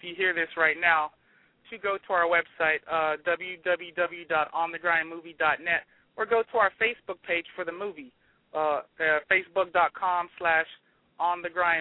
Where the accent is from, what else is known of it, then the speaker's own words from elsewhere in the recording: Memphis, Tennessee, United States; our influences growing up in Memphis, Tennessee